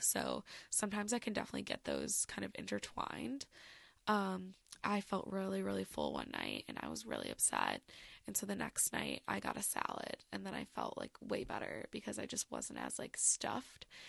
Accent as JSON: {"language": "English", "region": "Michigan", "country": "United States", "said": "I'm from Michigan, you know, Great Lakes"}